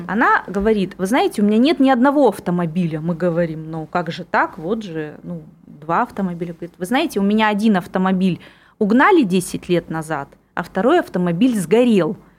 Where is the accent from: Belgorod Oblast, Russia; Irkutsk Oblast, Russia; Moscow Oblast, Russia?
Irkutsk Oblast, Russia; Irkutsk; moved away as an adult; also born or lived in Megion, Russia; now in Moscow, Russia; вот это мой родной город, который меня полностью вырастил